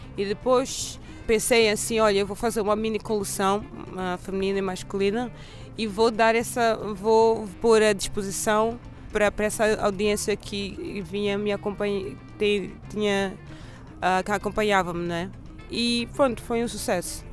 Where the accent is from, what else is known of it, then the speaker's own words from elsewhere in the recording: Mozambique; also born or lived in Porto / Lisbon; now in Stockholm, Sweden; como moçambicana, uh, cresci